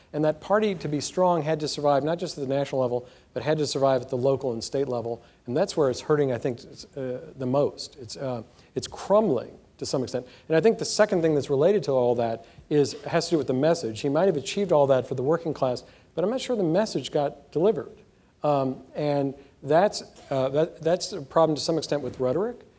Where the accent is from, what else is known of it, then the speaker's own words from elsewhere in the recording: Alabama, United States; now in North Carolina, United States; I grew up Jewish in Alabama in the 1960s